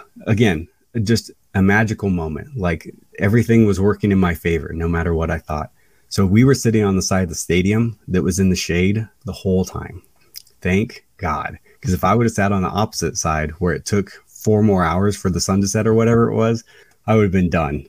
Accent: Iowa, United States; I'm from Iowa. I'm in California right now

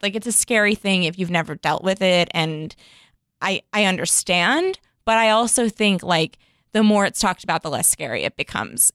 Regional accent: Chicago, Illinois, United States; now in West Hollywood, United States; I'm originally from Chicago

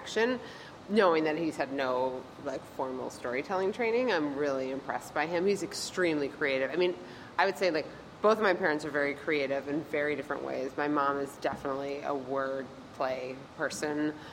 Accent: Wethersfield, Connecticut, United States; also born or lived in West Coast; now in New York, United States; I grew up outside of Hartford in a town called Wethersfield

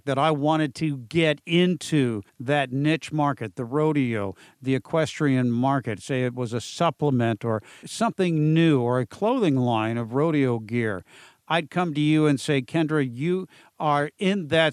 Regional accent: San Diego, California, United States; I'm down in San Diego in my hometown

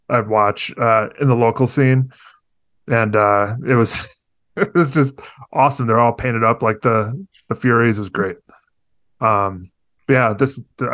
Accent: Chicago, Illinois, United States; I grew up in John Hughes land up in Chicago, like just, you know, total suburbs.

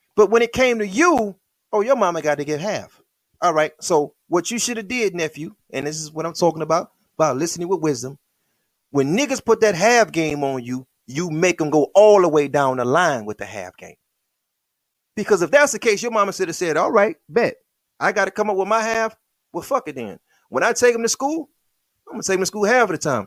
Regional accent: Michigan, United States; I'm from Michigan

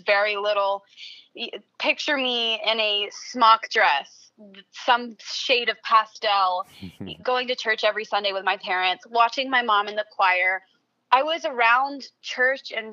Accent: Nashville, Tennessee, United States; also born or lived in Franklin, Tennessee; born and raised in Nashville.

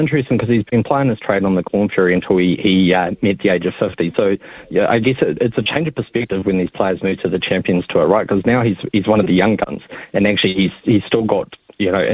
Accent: Dubai, United Arab Emirates; moved away; I grew up in Dubai

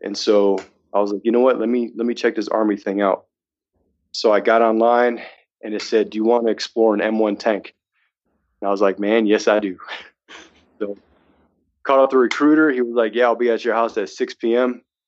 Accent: Massachusetts, United States; moved away as an adult; now in Reno, United States; I'm from Massachusetts. You know, then uh, I moved. I moved to uh, Reno, sight unseen, pretty much.

